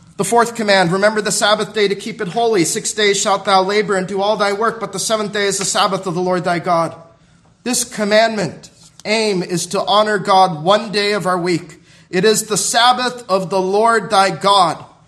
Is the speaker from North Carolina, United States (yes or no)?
no; Southern California, United States; when I was growing up in Southern California